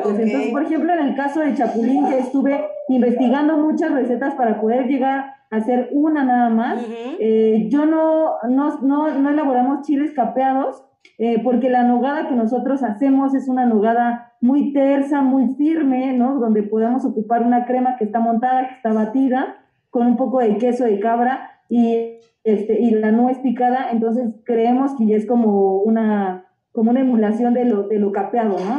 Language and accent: Spanish; Mexico; nosotros como mexicanos